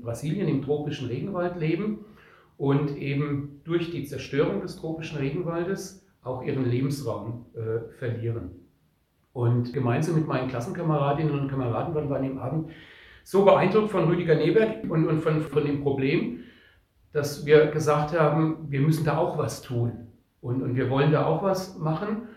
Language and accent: German; Odenwald and Spessart, Bavaria, Germany; bei uns in Odenwald und Spessert